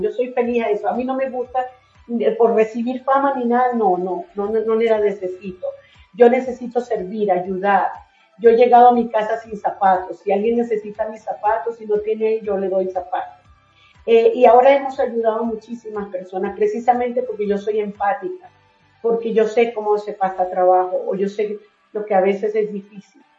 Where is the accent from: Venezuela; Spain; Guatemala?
Venezuela; moved away as an adult; also born or lived in Colombia / Miami, United States; now in Utah, United States; me crié en Venezuela aunque soy colombiana